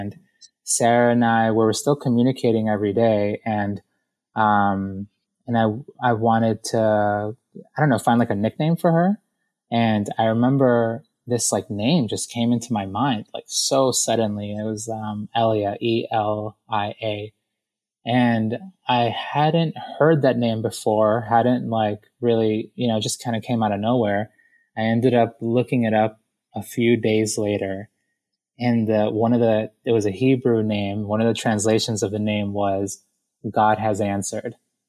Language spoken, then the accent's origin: English; Ecuador; And I come from Ecuador. I grew up in the inner city.